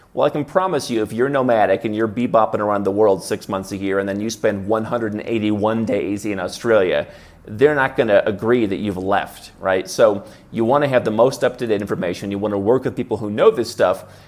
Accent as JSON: {"language": "English", "region": "Midwest", "country": "United States", "tie": "born or raised there", "moved": "yes", "said": "I grew up in the Midwest in a very Protestant family."}